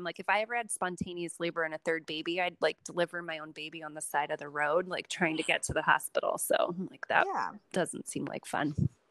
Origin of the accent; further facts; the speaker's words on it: West Coast, United States; also born or lived in Chicago; now in New York, United States; Right. I grew up on the West